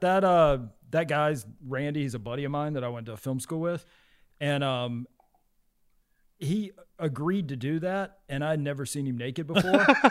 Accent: the South, United States; moved away; whenever I was growing up in the South

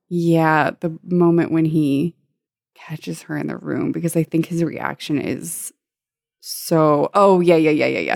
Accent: San Diego, California, United States; I'm from San Diego, and so we, I had a, like, annual pass to SeaWorld for a few of the years I was a kid

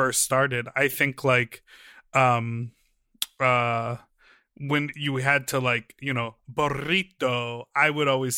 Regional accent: Chicago, Illinois, United States; moved away; also born or lived in New York City; Growing up in Chicago

